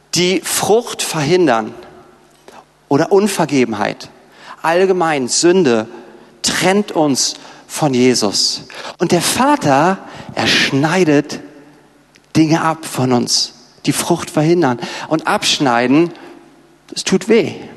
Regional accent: Berlin, Germany; wir Berliner

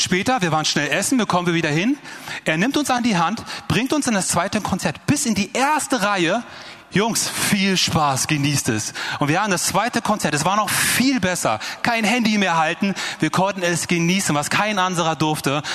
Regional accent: Germany; die kommen aus Deutschland. Ich und mein Bruder

